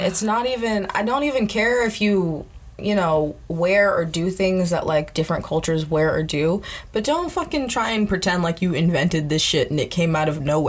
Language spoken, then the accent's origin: English; Sacramento, California, United States; moved away; I grew up in California, in Sacramento, mostly. So it's, like, a melting pot of races.